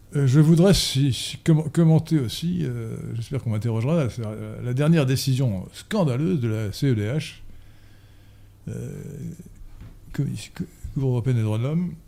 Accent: France; nous sommes français

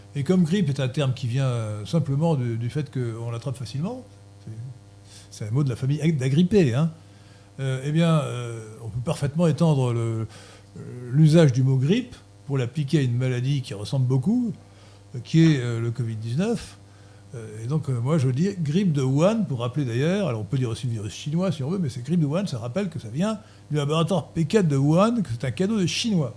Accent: France; Nous sommes des Français et la langue française fait partie de notre identité

